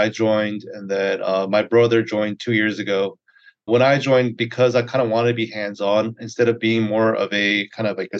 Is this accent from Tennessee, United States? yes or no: no; Greensboro, North Carolina, United States; now in Charlotte, United States; I grew up in Greensboro, North Carolina